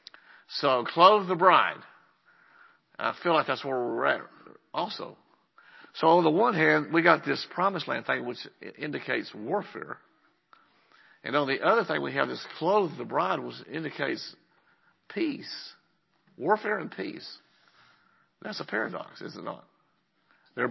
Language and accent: English; Lubbock, Texas, United States; moved away as an adult; now in Andrews, United States; I'm from Lubbock